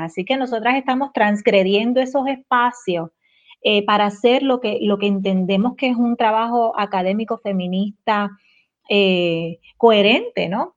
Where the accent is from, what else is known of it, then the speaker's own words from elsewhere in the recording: Yauco, Puerto Rico; soy de Yauco